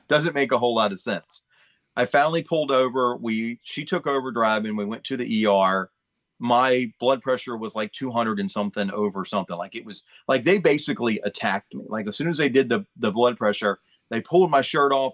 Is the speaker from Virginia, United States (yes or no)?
yes; Chesapeake, Virginia, United States; I grew up in Chesapeake